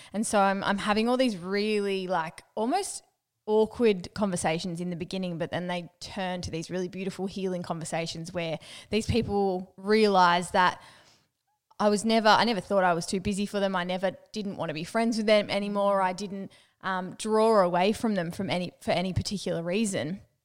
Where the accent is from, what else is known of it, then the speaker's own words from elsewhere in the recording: Newcastle, New South Wales, Australia; I'm from Newcastle. I cut my words in half